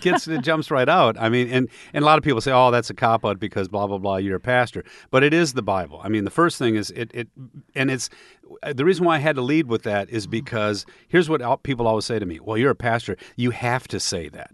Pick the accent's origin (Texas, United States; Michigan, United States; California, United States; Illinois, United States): Michigan, United States; growing up in Michigan